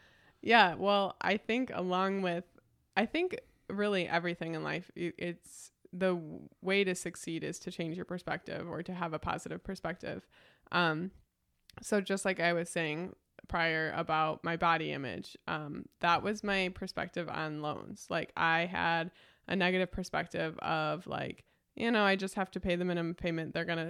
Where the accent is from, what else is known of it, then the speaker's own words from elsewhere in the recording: Batavia, United States; the community that I grew up here in Batavia with.